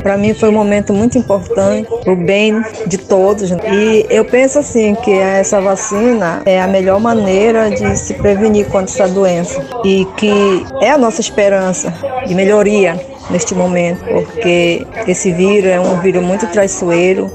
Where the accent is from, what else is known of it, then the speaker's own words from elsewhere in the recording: Brazil; sou daqui do Quilombo Saracura